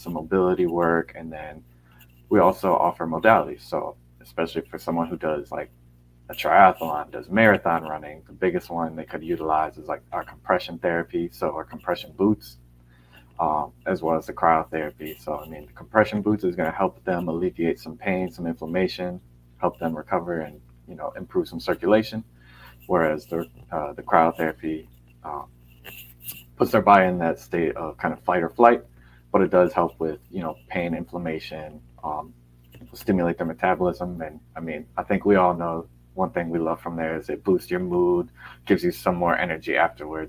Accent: Naples, Florida, United States; also born or lived in Vermont; I grew up in the Southwest Florida area, Naples specifically.

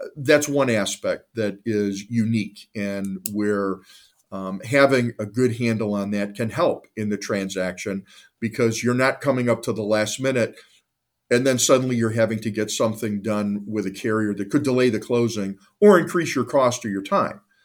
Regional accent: Cleveland, Ohio, United States; I'm a lifelong Clevelander, born and raised in the Northeastern Ohio area

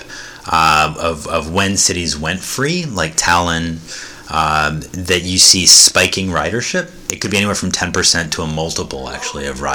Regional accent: Chapel Hill, North Carolina, United States; I grew up in Chapel Hill, North Carolina

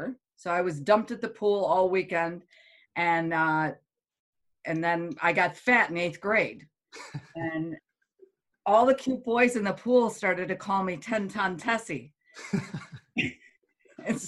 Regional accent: Silver Creek, New York, United States; I'm from Silver Creek, New York

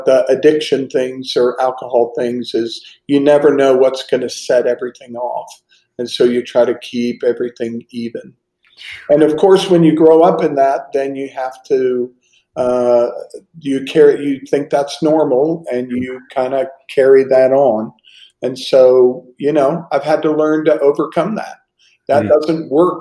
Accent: Pittsburgh, Pennsylvania, United States; now in Estero, United States; growing up in Pittsburgh

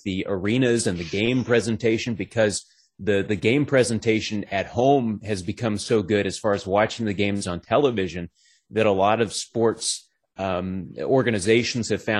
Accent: Dallas-Fort Worth area, Texas, United States; moved away as an adult; also born or lived in Bowling Green, Kentucky / Nashville, Tennessee; now in Atlanta, United States; I'm originally from the Dallas-Fort Worth area, grew up just north of DFW area

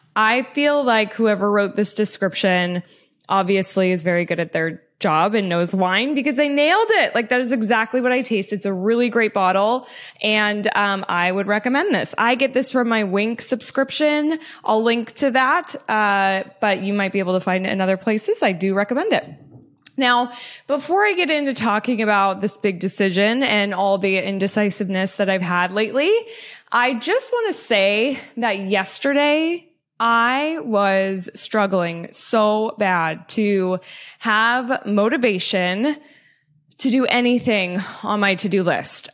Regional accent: Loveland, Colorado, United States; moved away as an adult; also born or lived in Denver, Colorado; I'm from Loveland, Colorado, uh, born and raised, lived twenty-four years in northern Colorado

